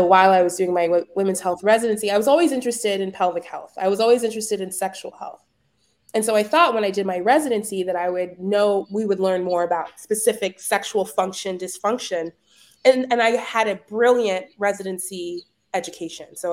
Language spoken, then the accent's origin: English; Dallas, Texas, United States; also born or lived in Boston; I was born and raised in Dallas, Texas, private school kid my whole life.